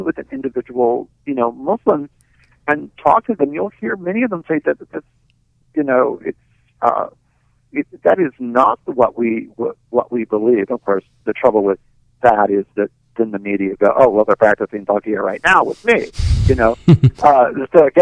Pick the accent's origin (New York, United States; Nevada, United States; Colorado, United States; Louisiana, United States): New York, United States; I'm a New Yorker